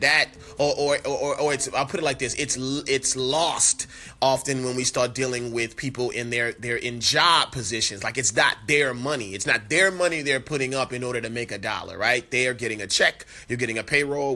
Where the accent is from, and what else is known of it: New Orleans, Louisiana, United States; born or raised there; moved away